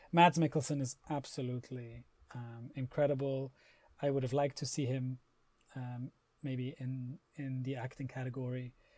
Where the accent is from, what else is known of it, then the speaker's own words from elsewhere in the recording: Switzerland; Growing up in Switzerland